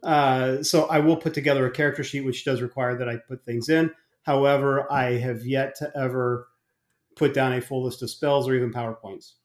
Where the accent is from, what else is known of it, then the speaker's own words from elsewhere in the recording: Arizona, United States; moved away; also born or lived in New Jersey; I grew up in Arizona